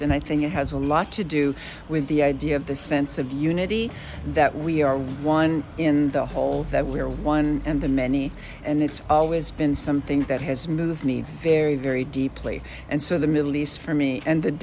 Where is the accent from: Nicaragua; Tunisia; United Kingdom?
Tunisia; Carthage, Tunis Governorate; now in Los Angeles, United States; my mother's Tunisian and I was raised in Tunisia